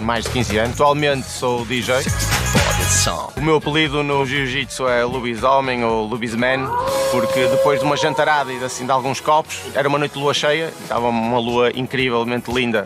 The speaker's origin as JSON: {"language": "Portuguese", "town": "Porto", "region": "Norte", "country": "Portugal", "said": "tenho 47 anos e sou do Porto"}